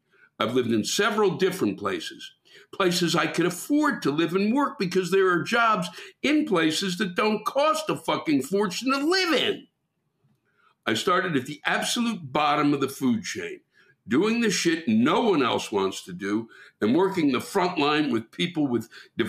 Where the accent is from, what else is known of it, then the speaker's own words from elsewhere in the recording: Canada; I am Canadian, after all